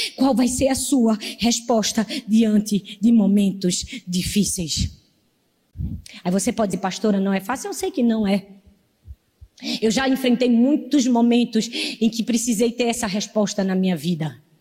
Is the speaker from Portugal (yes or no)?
no; Northeast Region, Brazil; accent: nordestino; Eu não sei dizer porta, eu falo porta, porque eu sou nordestina